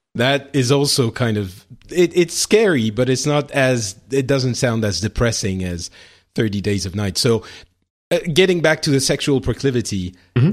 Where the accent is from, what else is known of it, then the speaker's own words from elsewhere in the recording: France; in France, we we don't have that, or at least I didn't when I was growing up